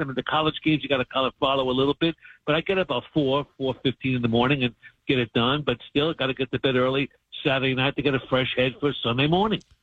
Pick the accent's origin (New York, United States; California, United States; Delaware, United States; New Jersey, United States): New York, United States; New York City; moved away; also born or lived in Cincinnati; growing up in New York City